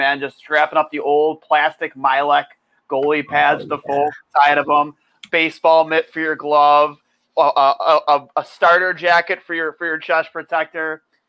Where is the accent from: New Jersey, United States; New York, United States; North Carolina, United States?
New York, United States; Buffalo; we grew up in Buffalo.